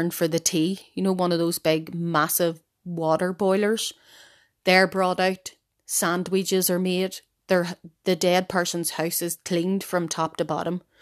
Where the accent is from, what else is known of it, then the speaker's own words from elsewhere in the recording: Ireland; as Irish people, we still wake our own dead from the house.